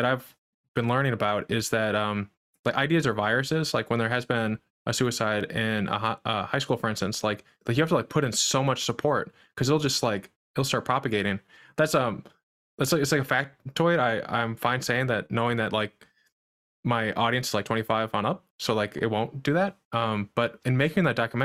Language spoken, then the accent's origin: English; Midwest, United States; I'm from the Midwest